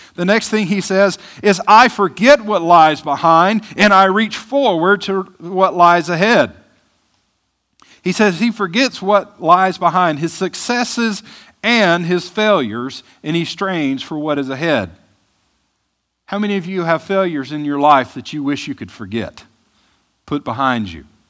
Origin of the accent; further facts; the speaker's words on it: Mississippi, United States; moved away; I'm from Mississippi